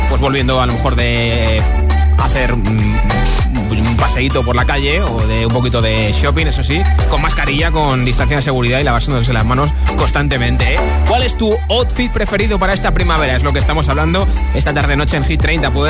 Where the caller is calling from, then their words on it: Valencia, Valencian Community, Spain; Hola a todos … de Valencia.